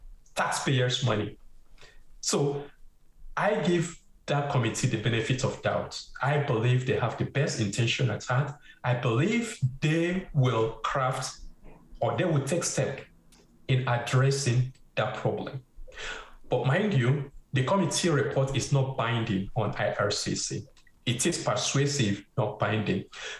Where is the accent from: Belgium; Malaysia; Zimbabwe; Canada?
Canada; and I'm saying this as a Canadian, does not really represent who we are as a Canadian.